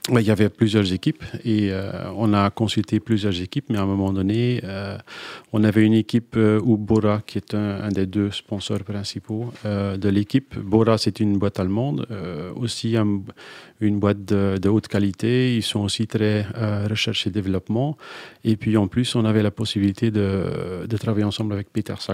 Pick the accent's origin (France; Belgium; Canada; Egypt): Belgium; Je suis belge